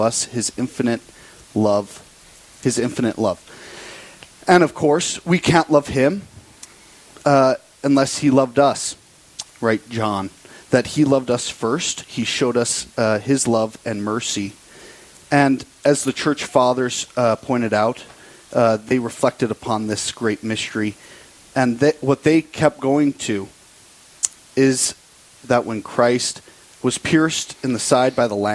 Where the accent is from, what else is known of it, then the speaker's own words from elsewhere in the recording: Torrington, Wyoming, United States; my hometown in Torrington, Wyoming